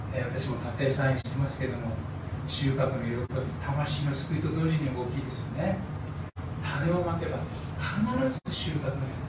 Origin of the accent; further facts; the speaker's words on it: Koriyama, Fukushima, Japan; moved away; 私は東北の農家の出身ですので